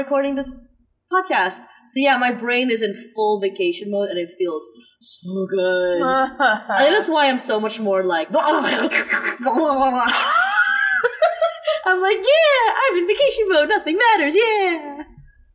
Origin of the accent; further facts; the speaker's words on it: Philippines; I'm Filipino